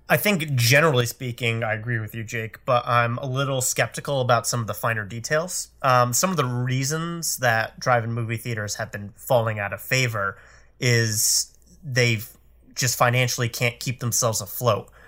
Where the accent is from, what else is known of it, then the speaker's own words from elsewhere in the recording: Connecticut, United States; I grew up in Connecticut, and I'm pretty sure we only had one or two in the entire state at one point when I was going through high school